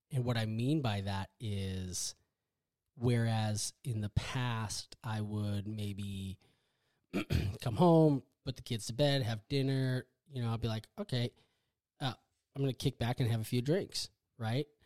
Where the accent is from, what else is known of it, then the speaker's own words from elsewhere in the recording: Wisconsin, United States; now in Texas, United States; so I grew up in Wisconsin. I'm a Midwest corn fed boy. Um, a badger, a badger. I grew up in Wisconsin.